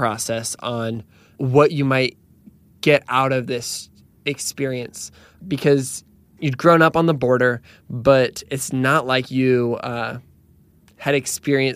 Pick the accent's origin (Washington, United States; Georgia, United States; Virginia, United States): Washington, United States; I grew up in Washington State